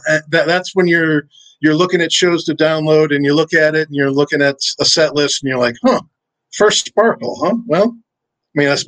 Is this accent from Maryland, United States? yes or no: no; Wisconsin, United States; Uh, I grew up in Wisconsin. I'm not really from anywhere. I moved around a whole bunch when I was a kid, so um, I'm not really necessarily from anywhere. But that's kind of where I spent most time. It's where I went to high school